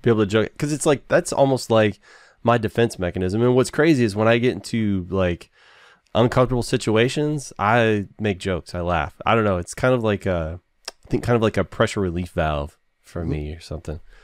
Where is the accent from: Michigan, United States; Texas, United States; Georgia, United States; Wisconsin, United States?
Texas, United States; Nacogdoches; I was born in Nacogdoches